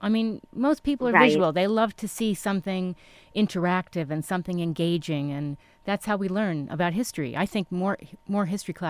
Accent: East Coast, United States; now in Orange County, United States; I'm from the East Coast

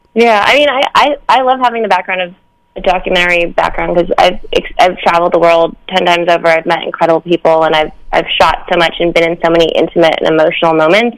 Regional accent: United States; as an American director

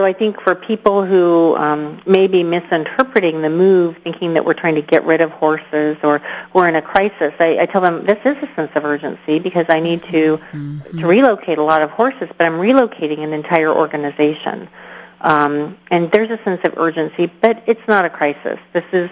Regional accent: Elizabethtown, Kentucky, United States; as a kid in Kentucky

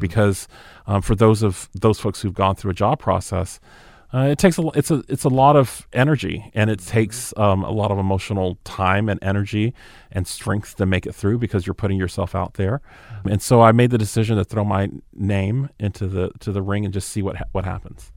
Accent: Moultrie, Georgia, United States; moved away; also born or lived in Hawaii / Naples, Italy; I grew up in South Georgia in a small town called Moultrie, Georgia

